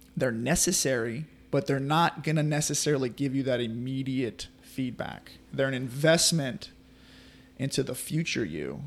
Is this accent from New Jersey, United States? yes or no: no; Carriere, Mississippi, United States; also born or lived in New Orleans, Louisiana; I was born in New Orleans, Louisiana, and, uh, we moved here. My, my mom and dad moved me here in two thousand. We moved to Carrier